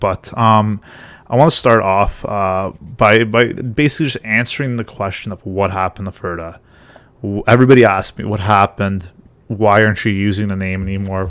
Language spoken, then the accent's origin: English; Ontario, Canada; I'm from Ontario